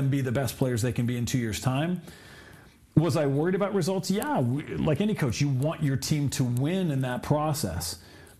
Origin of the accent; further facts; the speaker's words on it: Southern California, United States; growing up in Southern California